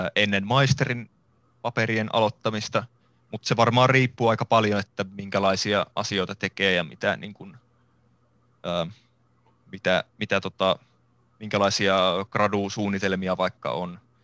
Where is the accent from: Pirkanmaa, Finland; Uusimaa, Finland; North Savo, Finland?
North Savo, Finland; Iisalmi; mä oon Iisalmesta alun perin kotoisin ja kasvanut Iisalmessa